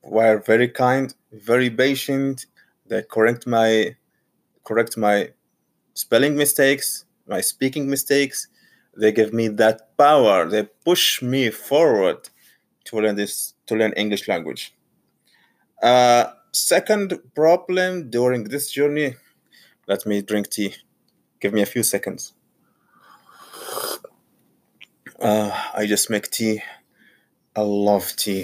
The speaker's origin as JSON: {"language": "English", "country": "Saudi Arabia", "second_language": "English", "moved": "as an adult", "lives_now": "Portsmouth, United Kingdom", "said": "Originally, I'm from Saudi Arabia, but now I'm in Portsmouth"}